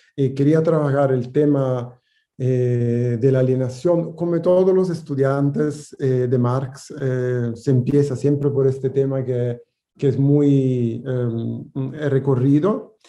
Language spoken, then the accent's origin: Spanish; Italy; Spanish is a second language; moved away; países donde yo nací, Italia o Francia o Alemania